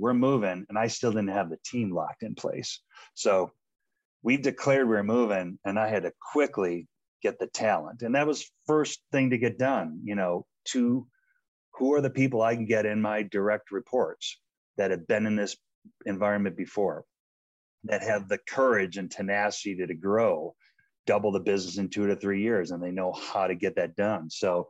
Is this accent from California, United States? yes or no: no; Boulder, Colorado, United States; And doing it in my hometown was special of Boulder, Colorado.